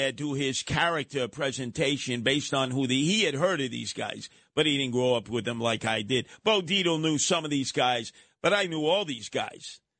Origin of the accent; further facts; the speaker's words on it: New York City, New York, United States; the real live psychotic killers that I grew up with in Canarsie.